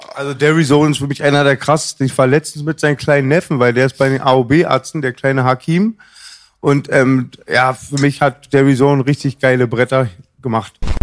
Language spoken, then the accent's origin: German; Berlin, Germany; hinten bei uns im Marienfelde